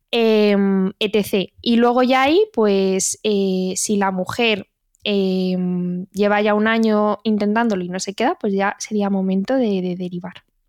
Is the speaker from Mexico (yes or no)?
no; Community of Madrid, Spain; conozco la comunidad de Madrid porque es donde me he formado, de donde soy yo, de donde somos nosotras